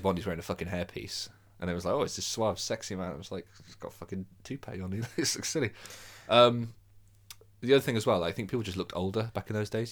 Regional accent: Birmingham, West Midlands, United Kingdom; I'm from Birmingham.

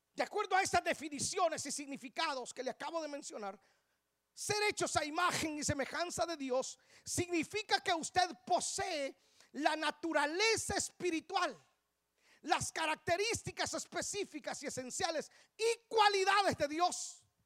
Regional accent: Guatemala; Mis padres solo se casaron en El Salvador y emigraron para Guatemala. Yo tengo sangre salvadoreña. Ya renuncié a ese pecado, ya, ya, ya. Ya, ya, me sacudí eso, ya, ya. Pero, pero yo nací en Guatemala

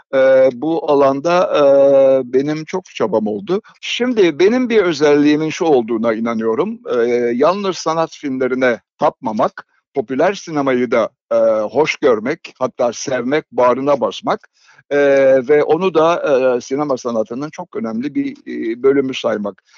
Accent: İzmir, Turkey; moved away; Ben 1939 doğumluyum, doğumluyum ve İzmir'de karşıya kadar doğdum.

